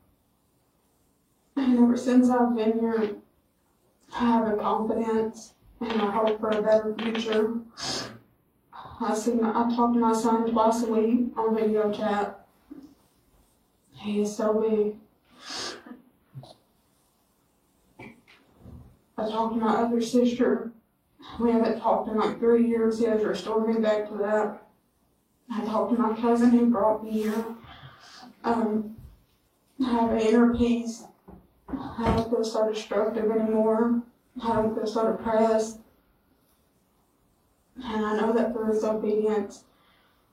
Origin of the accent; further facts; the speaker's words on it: Westmoreland, Tennessee, United States; I'm from Westmoreland, Tennessee.